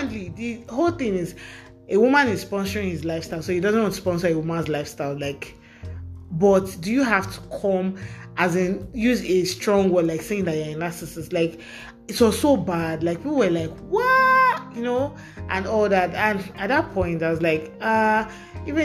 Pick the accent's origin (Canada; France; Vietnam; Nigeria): Nigeria; I'm a Nigerian girl with sense